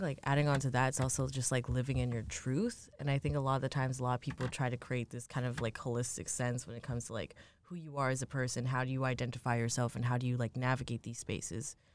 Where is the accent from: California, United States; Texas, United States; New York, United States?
New York, United States; I grew up, I'm from New York